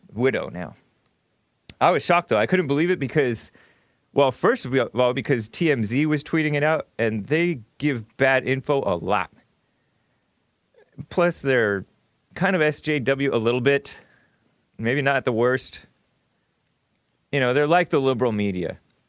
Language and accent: English; El Monte, California, United States; I grew up in El Monte